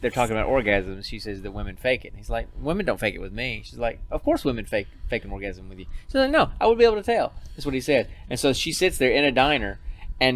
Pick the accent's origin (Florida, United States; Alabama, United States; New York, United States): Alabama, United States; I'm from Alabama